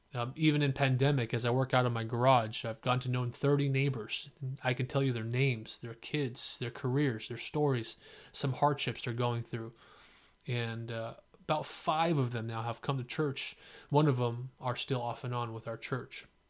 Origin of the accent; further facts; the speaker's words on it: San Jose, California, United States; also born or lived in Fremont, California; I grew up in East San Jose and then Fremont